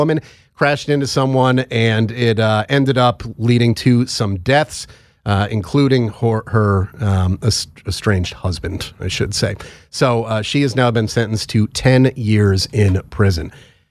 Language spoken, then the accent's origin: English; Connecticut, United States; my home state of Connecticut.